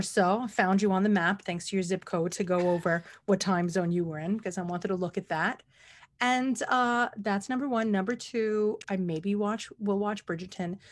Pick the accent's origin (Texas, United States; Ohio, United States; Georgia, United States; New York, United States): New York, United States; New York City; as a New Yorker